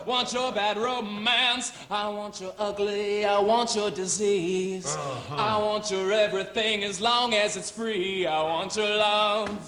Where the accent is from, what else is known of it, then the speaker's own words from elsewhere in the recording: Baton Rouge, Louisiana, United States; I am 24 years old. I'm from Baton Rouge, Louisiana, and I am the next American Idol.